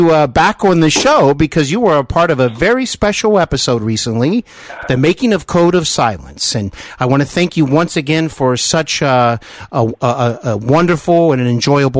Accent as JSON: {"language": "English", "town": "Cincinnati", "region": "Ohio", "country": "United States", "tie": "born or raised there", "said": "hosting the show from my hometown of Cincinnati, Ohio."}